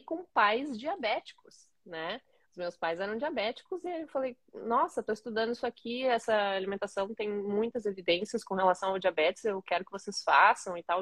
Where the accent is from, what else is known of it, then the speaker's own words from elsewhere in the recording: Caxias do Sul, Rio Grande do Sul, Brazil; me formei em 2012, em Caxias do Sul, a cidade onde eu nasci